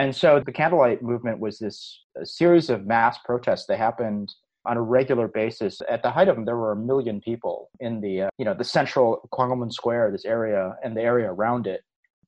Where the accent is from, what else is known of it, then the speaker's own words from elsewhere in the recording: Buffalo, New York, United States; also born or lived in Seoul, South Korea / Cleveland, Ohio; now in Irvine, United States; I was born in Seoul, but my family moved at a very young age. I was only a year and a half. We landed in the Cleveland, Ohio area, and I grew up in Buffalo, New York.